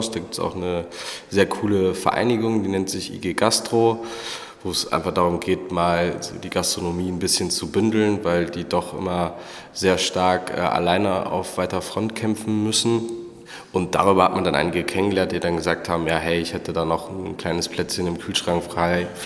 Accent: North Rhine-Westphalia, Germany; Und wir kommen auch beide ursprünglich aus äh, Pilzgebieten. Also ich komme vom Äquator, aus dem Bergischen. Da gibt es eine Brauerei, die braut Pilz und Kölsch in einer Brauerei.

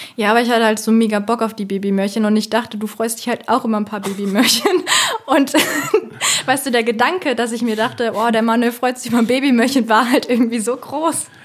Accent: Bonn, North Rhine-Westphalia, Germany; ich komme ja aus Bonn

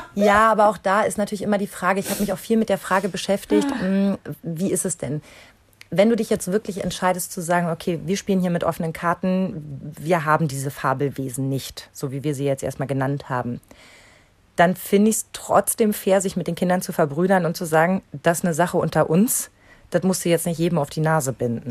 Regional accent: East Germany, Germany; in der DDR

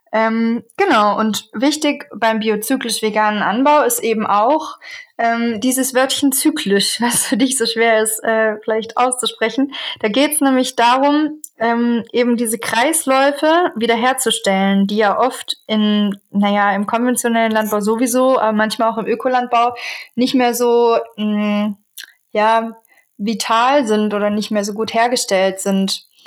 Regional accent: Southern Germany, Germany; moved away as an adult; also born or lived in Eberswalde; Ich bin eigentlich in Süddeutschland aufgewachsen

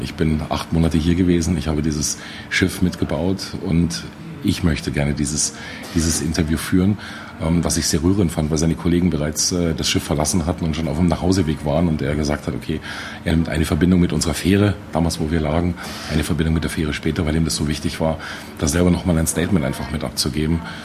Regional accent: Munich, Bavaria, Germany; ich als Münchner, als Bayer

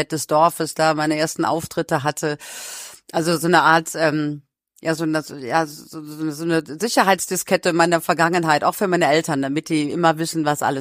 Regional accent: North Rhine-Westphalia, Germany; Das sind so äh, meine Kindheit am Niederrhein

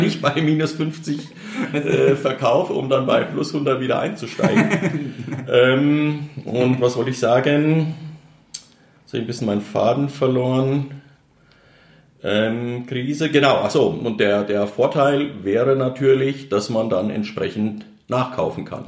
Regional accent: Germany; als Deutscher

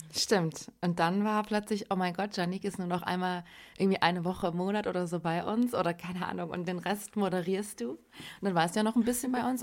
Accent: Germany; wir sind ja quasi auch in Deutschland äh, geboren, aufgewachsen

